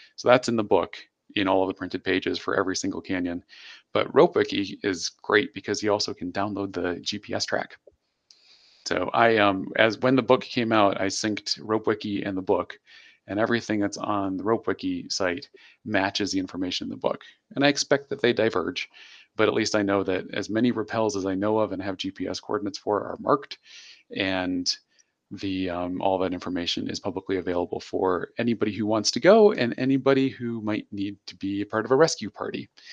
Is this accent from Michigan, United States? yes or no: yes; Michigan, United States; moved away; I grew up in the Midwest in Michigan specifically